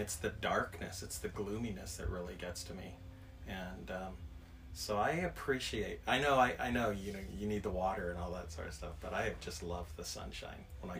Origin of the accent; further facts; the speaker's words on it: Forest Grove, Oregon, United States; Well, near Portland. I say that because nobody knows where Forest Grove is. So It's easy to say we're from Portland, Oregon.